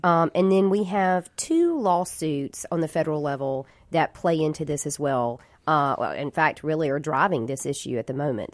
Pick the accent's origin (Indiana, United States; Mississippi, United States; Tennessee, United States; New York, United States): Mississippi, United States; Jackson; I grew up in Jackson. I'm a lifelong Mississippian, born and raised here